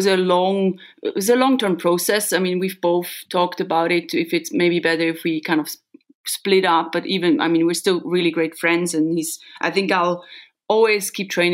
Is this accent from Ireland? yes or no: no; Solothurn, Switzerland; building a house now in Solothurn, in my hometown